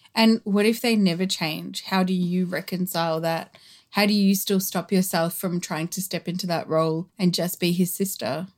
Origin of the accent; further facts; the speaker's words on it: Australia; the Australian culture that us and our siblings grew up